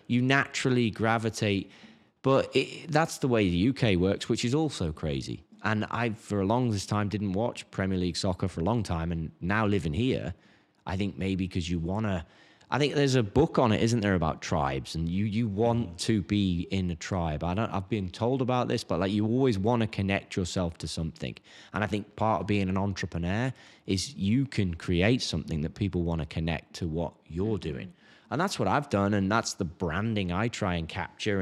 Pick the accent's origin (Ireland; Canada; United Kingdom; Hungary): United Kingdom; England; now in United States; I'm English